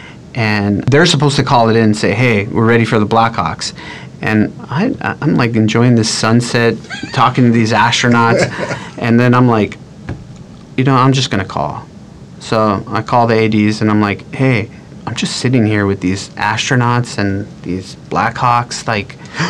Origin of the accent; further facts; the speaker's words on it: Monterey Park, California, United States; also born or lived in Burbank / Hawaii; I grew up in the San Gabriel Valley, which I grew up in a city called Monterey Park